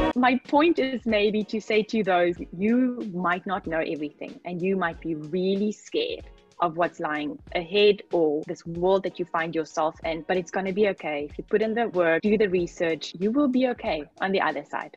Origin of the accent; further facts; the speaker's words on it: Namibia; I come from Namibia.